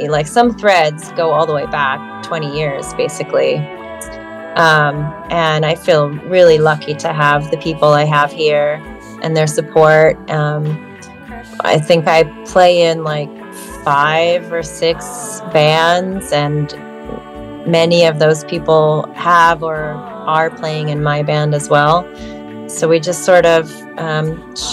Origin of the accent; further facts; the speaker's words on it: Orange County, California, United States; moved away as an adult; now in San Francisco, United States; California originally. I grew up in Orange County